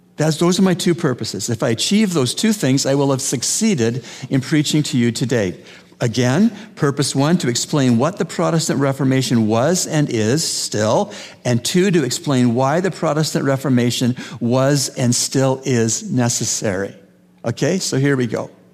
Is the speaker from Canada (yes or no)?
yes; Canada; moved away; I grew up in Canada